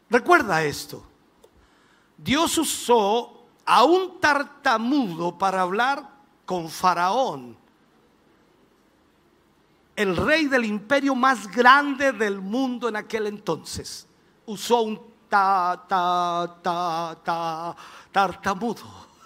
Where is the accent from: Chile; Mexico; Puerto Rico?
Chile; Minas del Prado; born there; Allá nací yo, en Minas del Prado, allá, ni siquiera en un hospital, ni siquiera en una posta.